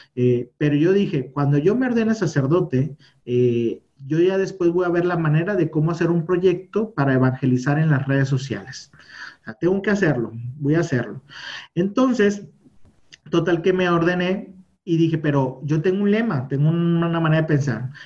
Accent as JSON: {"language": "Spanish", "town": "Monterrey", "region": "Nuevo León", "country": "Mexico", "said": "Yo soy de Monterrey, México, que es el norte de México. Acá estamos ahí en Nuevo León"}